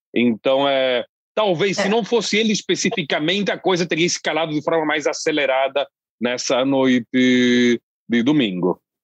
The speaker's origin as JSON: {"language": "Portuguese", "town": "Londrina", "region": "Paraná", "country": "Brazil", "tie": "born or raised there", "said": "da minha terra, Londrina"}